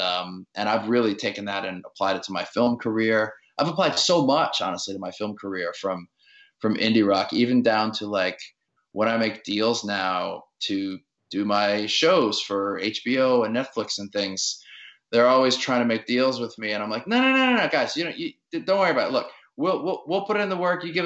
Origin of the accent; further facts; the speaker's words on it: New Orleans, Louisiana, United States; I grew up in New Orleans in the suburbs